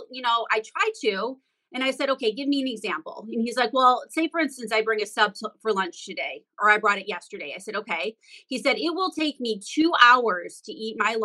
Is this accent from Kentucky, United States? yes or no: no; Detroit, Michigan, United States; I'm from Metro Detroit, so obviously that's Motown, and that's where Motor City is. And all of my friends were getting new cars every 6 months